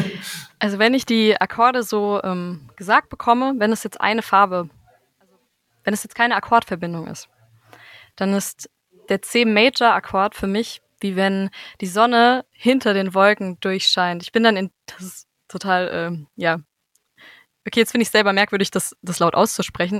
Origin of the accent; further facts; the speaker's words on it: Bad Homburg, Hesse, Germany; in Bad Homburg ähm, wo ich herkomme